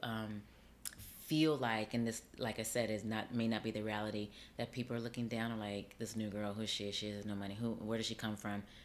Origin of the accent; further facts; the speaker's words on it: Las Vegas, Nevada, United States; moved away as an adult; now in New York City, United States; I grew up on the West Coast. I grew up in Las Vegas.